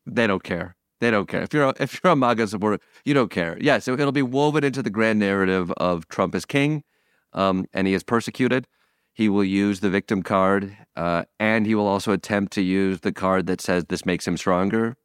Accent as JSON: {"language": "English", "region": "Michigan", "country": "United States", "tie": "born or raised there", "moved": "yes", "said": "my hometown brewery"}